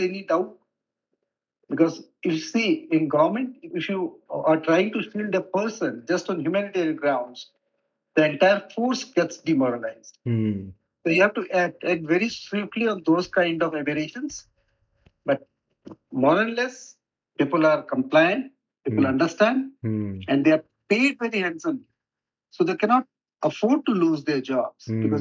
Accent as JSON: {"language": "English", "region": "Assam", "country": "India", "also_born_or_lived": "Jammu and Kashmir", "moved": "as an adult", "said": "in the particular area in my home state, that is Assam"}